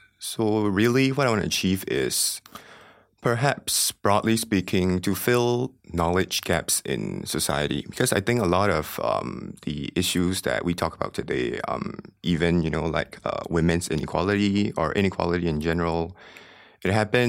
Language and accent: English; Myanmar; I came from Myanmar